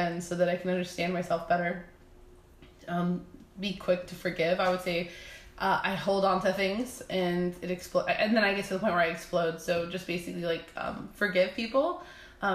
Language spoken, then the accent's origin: English; California, United States; we're all originally from California.